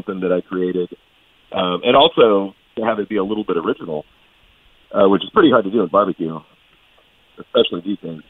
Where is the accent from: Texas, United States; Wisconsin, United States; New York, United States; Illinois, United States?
Texas, United States; I'm a Texan